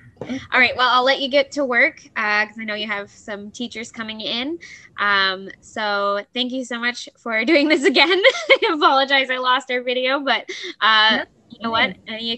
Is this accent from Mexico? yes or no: no; Canada; I'm used to that anyway as Canadian.